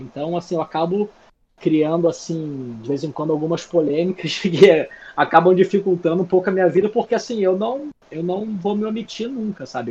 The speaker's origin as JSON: {"language": "Portuguese", "region": "Rio de Janeiro", "country": "Brazil", "tie": "born or raised there", "moved": "as an adult", "said": "eu sou do Rio, então assim, eu vivi meus 35 primeiros anos de vida no Rio."}